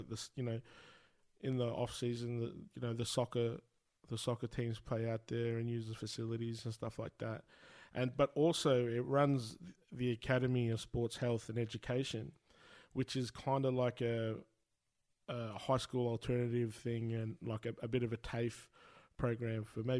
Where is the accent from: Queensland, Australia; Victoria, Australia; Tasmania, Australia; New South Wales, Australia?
Victoria, Australia; Shepparton; growing up in Shepparton